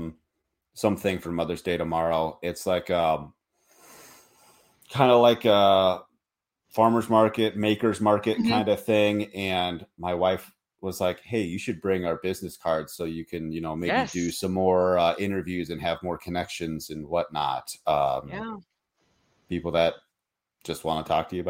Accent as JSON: {"language": "English", "town": "Minneapolis", "region": "Minnesota", "country": "United States", "moved": "yes", "lives_now": "Montana, United States", "said": "I'm not from Montana, I'm from you know, Minneapolis, St. Paul"}